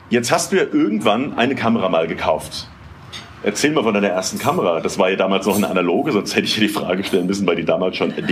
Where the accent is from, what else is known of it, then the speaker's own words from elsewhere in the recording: Wiesbaden, Hesse, Germany; also born or lived in Hamburg; ich bin in Wiesbaden geboren, äh, bin hier aufgewachsen